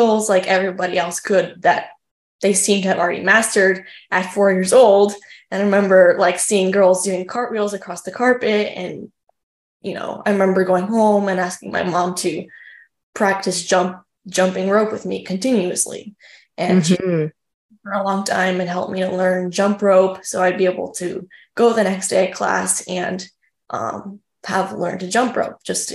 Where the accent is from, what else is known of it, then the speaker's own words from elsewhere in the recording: Highland Park, Illinois, United States; also born or lived in Chicago; So my hometown was Highland Park. I was born in Chicago, but my home gym was in Highland Park.